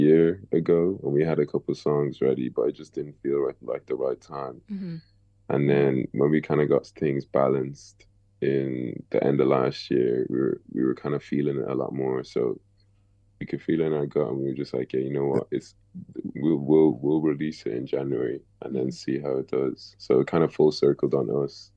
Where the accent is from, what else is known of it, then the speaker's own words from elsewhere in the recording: Dublin, Leinster, Ireland; we're from Dublin as well